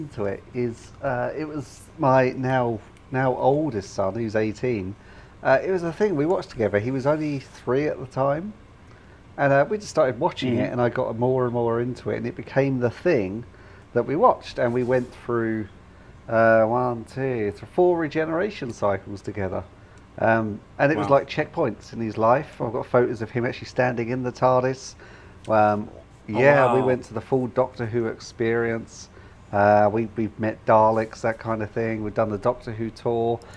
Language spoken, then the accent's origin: English; United Kingdom; being British